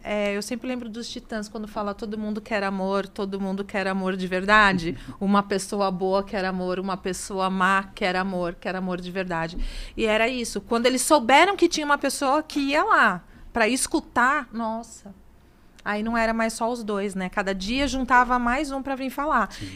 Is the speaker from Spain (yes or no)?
no; Santos, São Paulo, Brazil; eu sou de Santos